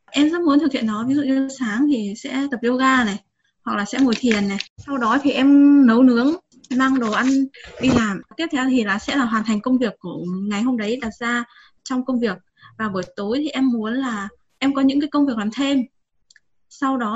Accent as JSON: {"language": "Vietnamese", "region": "Hải Dương", "country": "Vietnam", "said": "hiện tại em à, đang làm công việc văn phòng kế toán ạ và em đến từ Hải Dương ạ"}